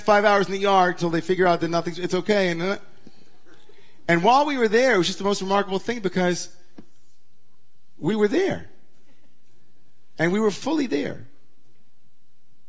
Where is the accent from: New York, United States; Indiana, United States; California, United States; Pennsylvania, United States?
New York, United States; Great Neck; growing up in Great Neck, Long Island